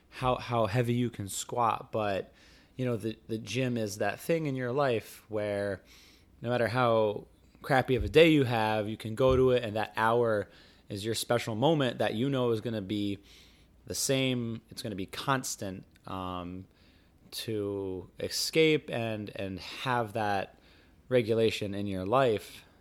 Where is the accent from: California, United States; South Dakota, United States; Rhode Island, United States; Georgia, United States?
Rhode Island, United States; growing up in Rhode Island, which is the ocean state